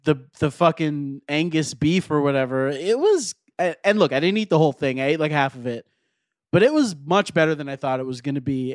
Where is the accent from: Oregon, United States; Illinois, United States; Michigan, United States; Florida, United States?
Florida, United States; now in Los Angeles, United States; I grew up in Florida